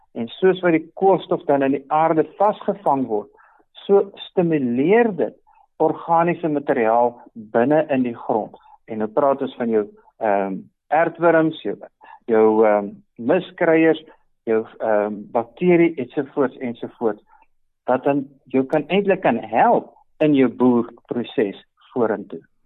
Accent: Free State, South Africa; in die Vrystaat waar ek vandaan kom

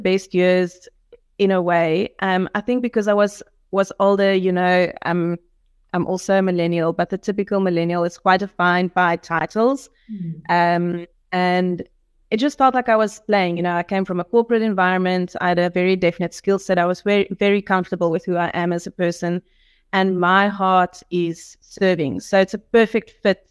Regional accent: George, Western Cape, South Africa; moved away as an adult; now in Stellenbosch, South Africa; we grew up in the Garden Route in George

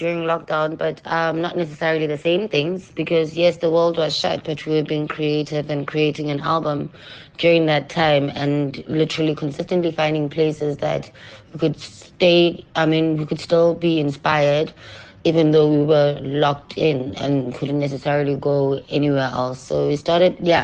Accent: South Africa; I am a global child who is born from South Africa

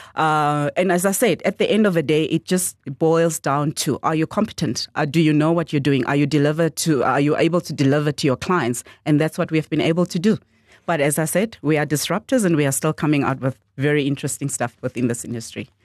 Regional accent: Swakopmund, Erongo, Namibia; first language Damara/Nama (Khoekhoegowab); English is a second language; a girl born and bred in Mondesa, which is the township in Swakopmund

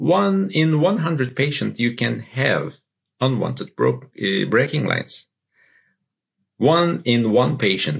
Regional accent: Istanbul, Turkey; I'm from Turkey, Istanbul

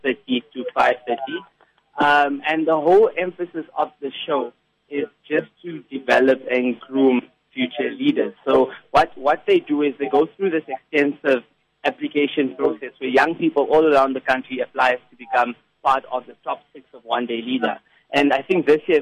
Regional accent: Klerksdorp, North West, South Africa; I'm originally from the Northwest Province, from Klerksdorp

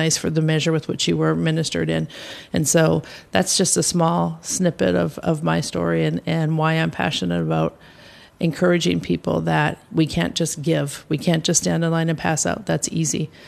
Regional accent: United States; I have was born and raised in the U.S. Uh, my family is originally from Norway

